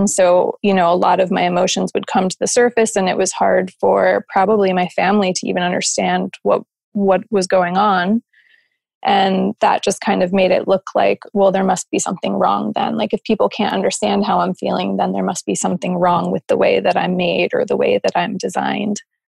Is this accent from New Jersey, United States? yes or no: yes; New Jersey, United States; moved away as an adult; also born or lived in Arizona; I was probably about 20, and I moved out west with my friends. So I moved from New Jersey to Arizona, which was a pretty big difference.